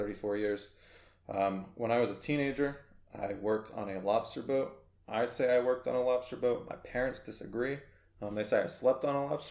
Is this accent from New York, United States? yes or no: no; Maine, United States; moved away as an adult; also born or lived in Florida / California / Arkansas; now in Pennsylvania, United States; I'm originally from Maine. I grew up there. I lived there for the first 18 years of my life